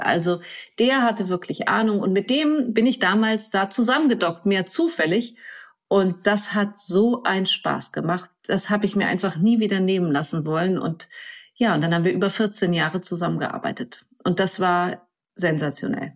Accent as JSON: {"language": "German", "area": "near Lübeck", "region": "Schleswig-Holstein", "country": "Germany", "tie": "born or raised there", "also_born_or_lived": "Kiel", "said": "ich bin auf dem Land groß geworden, bei Lübeck"}